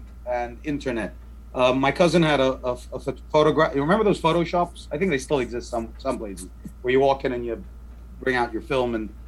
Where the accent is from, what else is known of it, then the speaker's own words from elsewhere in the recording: Dubai, United Arab Emirates; So I grew up in Dubai, pre-Bling Dubai, right? So this is before Dubai, anyone knew what Dubai was.